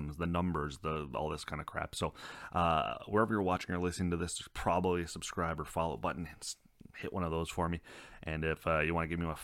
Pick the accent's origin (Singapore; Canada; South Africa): Canada; I'm Canadian.